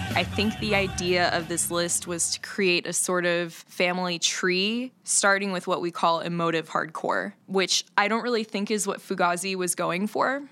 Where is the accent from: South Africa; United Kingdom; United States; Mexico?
United States; Florida; moved away; I'm from Florida